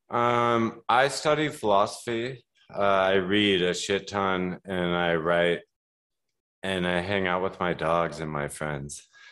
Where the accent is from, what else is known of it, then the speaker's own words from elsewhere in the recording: Colorado, United States; now in Milwaukee, United States; I grew up in Colorado